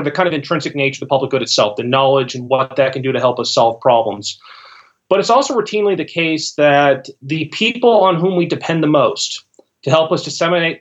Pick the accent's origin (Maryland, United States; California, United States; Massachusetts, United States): California, United States; Los Angeles; also born or lived in Ohio; now in Central, South Carolina, United States; I'm from Los Angeles and most of my family and friends are in Ohio at the moment